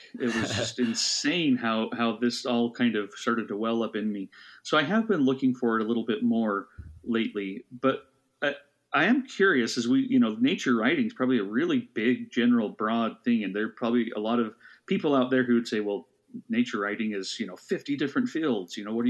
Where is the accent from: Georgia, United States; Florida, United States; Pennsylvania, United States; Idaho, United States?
Idaho, United States; moved away as an adult; also born or lived in East Coast; as a kid growing up in Idaho